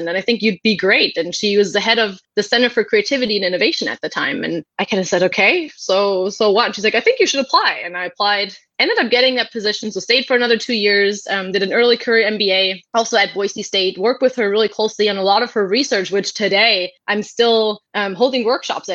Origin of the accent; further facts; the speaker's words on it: Germany; moved away as an adult; now in Mountain View, United States; I was born and raised in Germany, and that's where all my family still is.